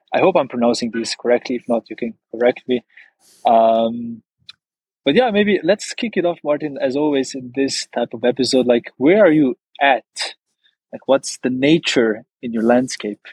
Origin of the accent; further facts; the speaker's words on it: Maribor, Slovenia; my hometown, Maribor